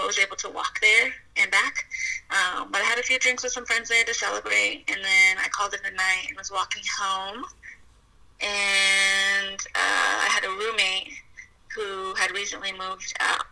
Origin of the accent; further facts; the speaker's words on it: Colorado Springs, Colorado, United States; Colorado Springs, Colorado